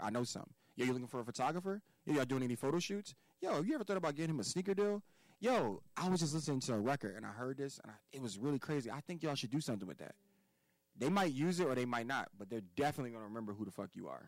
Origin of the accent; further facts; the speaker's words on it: United States; We are American born Africans